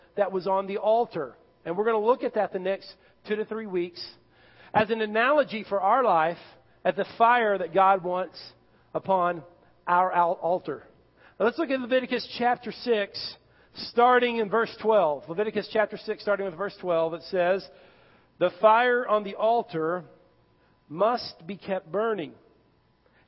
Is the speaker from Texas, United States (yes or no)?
yes; Irving, Texas, United States; growing up in Irving, Texas